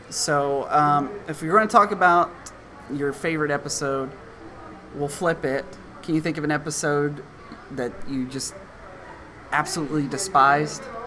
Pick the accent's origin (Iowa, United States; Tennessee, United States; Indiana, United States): Tennessee, United States; my home state of Tennessee